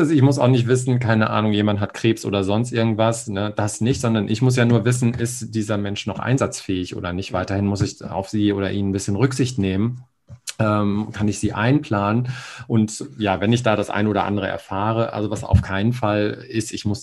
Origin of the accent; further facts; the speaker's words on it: Hamburg, Germany; ich komme ja aus Hamburg und da gibt es den Hagenwegs Tierpark und ein Atlantikhaus.